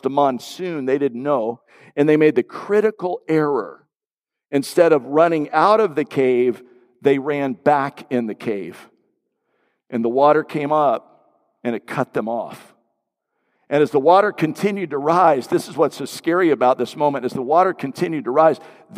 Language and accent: English; Florida, United States; growing up in Florida, everything water, just love anything to do with the water